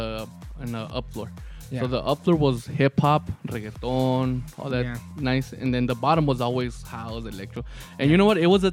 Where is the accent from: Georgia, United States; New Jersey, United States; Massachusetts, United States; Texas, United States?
Texas, United States; El Paso; We're from El Paso, Texas. So we don't got clubs.